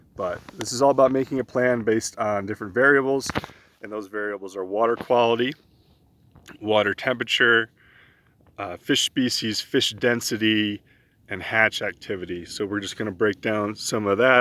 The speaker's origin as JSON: {"language": "English", "region": "East Coast", "country": "United States", "tie": "born or raised there", "also_born_or_lived": "New York / Pennsylvania", "moved": "yes", "said": "I grew up on the East Coast in New York and in Pennsylvania doing a lot of my fishing there"}